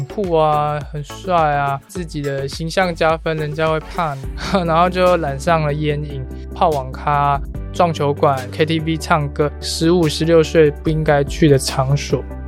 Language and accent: Chinese; Taiwan; 我们台湾的学生